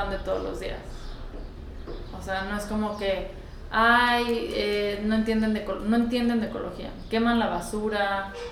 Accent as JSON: {"language": "Spanish", "country": "France", "said": "Fíjate que no comíamos, es que somos de Francia, mi abuela es realmente alemana."}